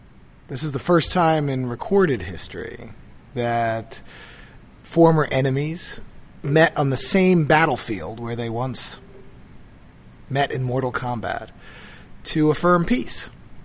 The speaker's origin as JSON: {"language": "English", "town": "Philadelphia", "region": "Pennsylvania", "country": "United States", "said": "I'm from Philadelphia"}